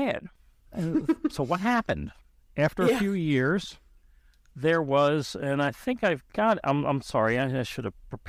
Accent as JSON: {"language": "English", "town": "Baltimore", "region": "Maryland", "country": "United States", "said": "I'm originally from Baltimore, Maryland. And you can tell because that's the way I say Baltimore."}